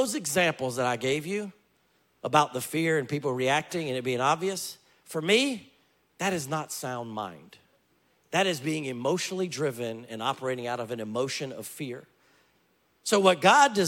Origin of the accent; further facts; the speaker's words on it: Louisiana, United States; I grew up in Louisiana